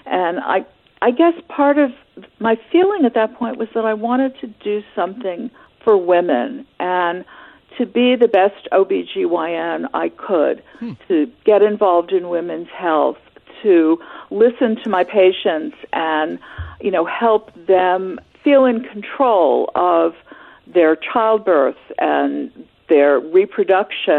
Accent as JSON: {"language": "English", "region": "New York", "country": "United States", "tie": "born or raised there", "said": "I grew up in New York in a one-bedroom apartment"}